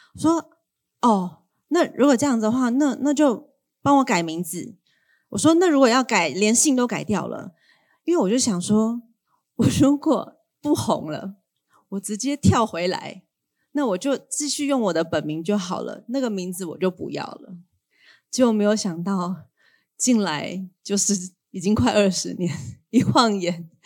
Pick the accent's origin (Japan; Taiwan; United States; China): Taiwan; accent: Waishengren (Mainlander) Mandarin; 我从小就是在一个回教的家庭长大的，然后我是个外省人 ，大家听我的口音就可以听得出来，其实我本来是不会讲台语